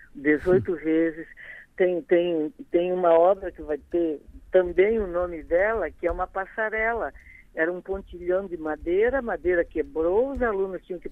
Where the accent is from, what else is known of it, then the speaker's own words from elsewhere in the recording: Criciúma, Santa Catarina, Brazil; moved away; also born or lived in Rio de Janeiro; informar o meu povo, a minha terra, a minha gente, que eu já estava longe há tempo